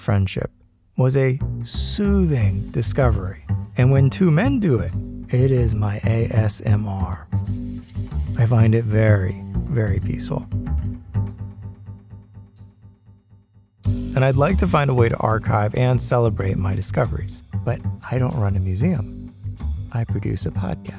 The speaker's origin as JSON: {"language": "English", "region": "Maryland", "country": "United States", "tie": "born or raised there", "said": "I grew up in Maryland, just outside the Washington, D.C. border."}